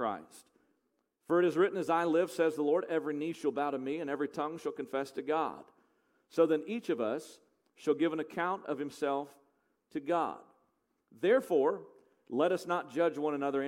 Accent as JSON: {"language": "English", "country": "United States", "said": "because I'm an American. I was raised on eating bacon"}